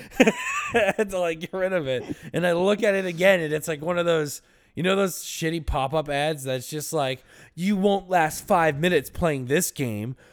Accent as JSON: {"language": "English", "region": "Florida", "country": "United States", "tie": "born or raised there", "said": "we grew up in Florida"}